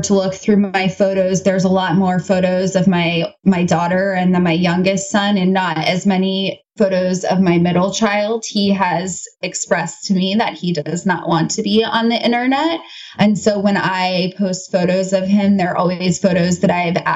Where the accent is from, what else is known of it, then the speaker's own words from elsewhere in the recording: United States; as an American